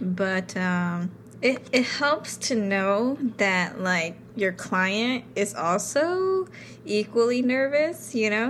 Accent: New York City, New York, United States; growing up in New York

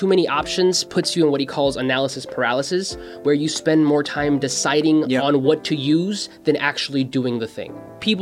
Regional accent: Mexico; now in United States; My dad was working here in the States because I was born in Mexico

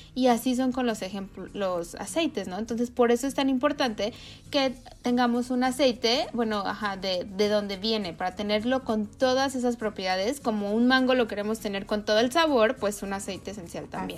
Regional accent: Mexico; now in United States; yo estoy acá en Estados Unidos, pero soy de México

